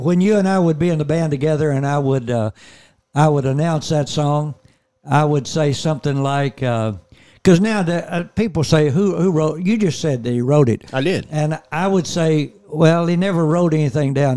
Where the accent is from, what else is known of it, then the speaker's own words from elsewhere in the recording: Gibson County, Tennessee, United States; also born or lived in Houston; I was from Gibson County in Tennessee